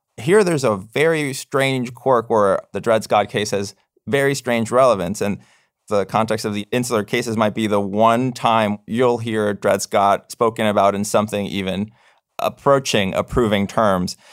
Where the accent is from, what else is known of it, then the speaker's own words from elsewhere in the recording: Puerto Rico; moved away; I'm a U S citizen. I was born in Puerto Rico.